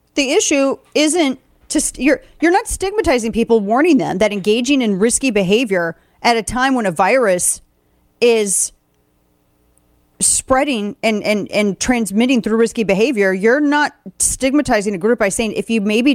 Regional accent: the Ozarks, United States; I'm from the Ozarks

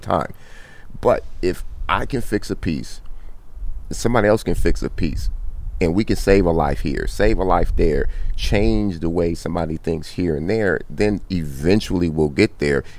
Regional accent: Compton, California, United States; I grew up in Compton

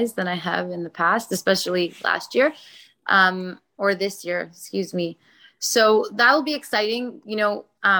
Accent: Toronto, Ontario, Canada; I am born and raised in Toronto

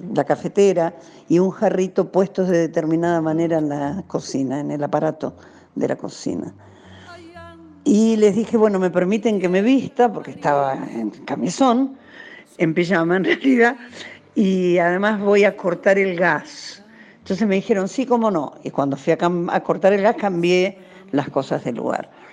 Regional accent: Argentina; moved away as an adult; also born or lived in Spain; cuando volví a la Argentina

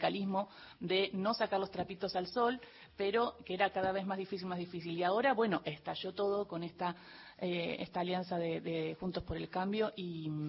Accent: Argentina; creo que somos muchos los argentinos y argentinas que deseamos ver una unión cívica radical potente.

